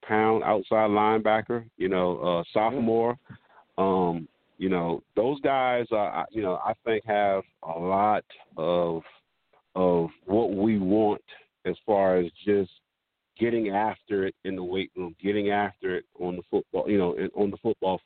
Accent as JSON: {"language": "English", "town": "Cross", "region": "South Carolina", "country": "United States", "tie": "born or raised there", "said": "I grew up in Cross"}